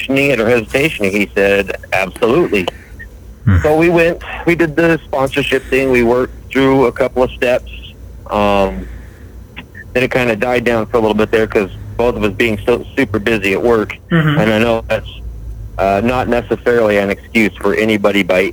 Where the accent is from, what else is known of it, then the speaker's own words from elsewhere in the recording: Billings, Montana, United States; I am from Billings, Montana